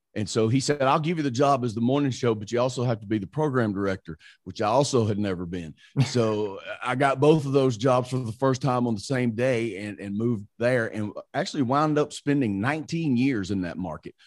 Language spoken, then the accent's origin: English; Mississippi, United States; accent: country; moved away as an adult; now in Saint Louis, United States; I grew up, I grew up in Mississippi. I'm from a very tiny little town in Mississippi